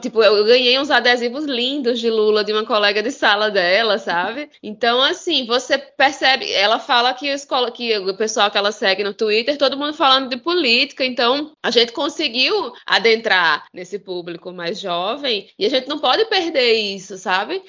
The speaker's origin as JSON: {"language": "Portuguese", "town": "Campina Grande", "region": "Paraíba", "country": "Brazil", "tie": "born or raised there", "said": "aqui da minha terra. É, na cidade de Campina Grande, terra de, de Juliette, maior São João do mundo"}